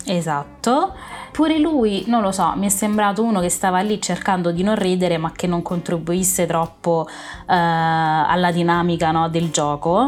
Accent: Rome, Lazio, Italy; io sono romana

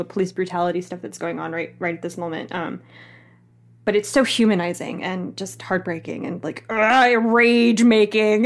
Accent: the South, United States; I grew up in the South. I grew up poor and brown in the South.

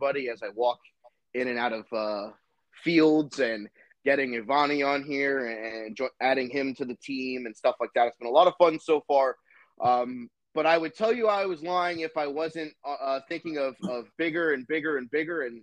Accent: Woodbridge, Virginia, United States; I grew up in Virginia

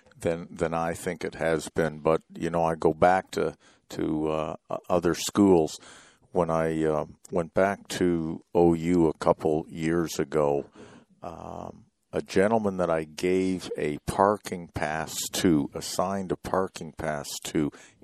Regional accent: Toronto, Ontario, Canada; moved away; also born or lived in Oklahoma / Houston; I grew up in Toronto, Canada

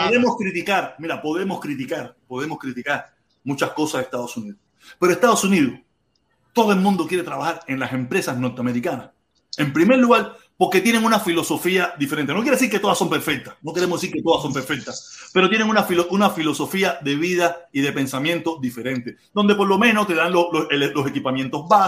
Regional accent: Cuba; moved away; nosotros que muchos de nosotros que hemos salido de Cuba y hoy en día somos anticastristas, eh, anticomunistas, salimos de Cuba sin que nos dieran un yiti

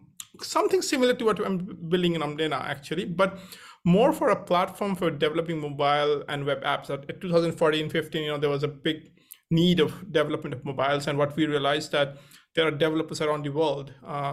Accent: India; moved away as an adult; also born or lived in Cambridge; I grew up in India

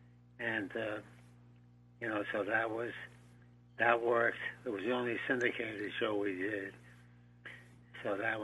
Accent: Montreal, Quebec, Canada; born there; also born or lived in Old Orchard Beach, Maine / Providence / Bronx; I was born in Montreal, lived in Maine, Old Orchard Beach, for a few years, and moved to Providence, and then to the Bronx.

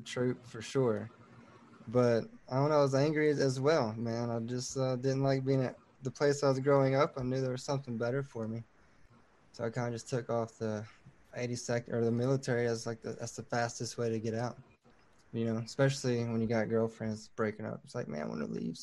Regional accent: Southeast Tennessee, United States; moved away as an adult; So I grew up in Tennessee, Southeast Tennessee, in the base of the Appalachians.

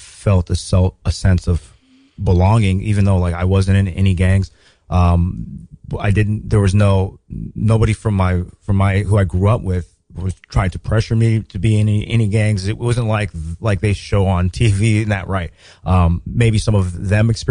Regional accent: Los Angeles, California, United States; I grew up in South Central Los Angeles

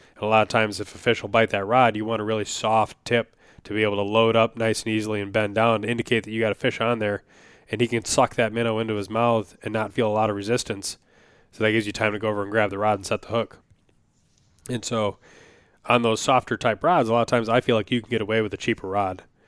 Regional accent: Wisconsin, United States; now in Minnesota, United States; I grew up in Wisconsin for at least a lot of my memorable childhood. You know, I lived in a couple places I was very young

